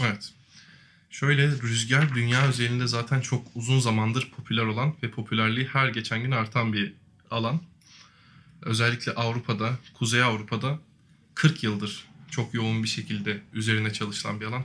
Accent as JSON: {"language": "Turkish", "region": "Yalova", "country": "Turkey", "tie": "born or raised there", "said": "93 yılında Yalova'da dünyaya geldim"}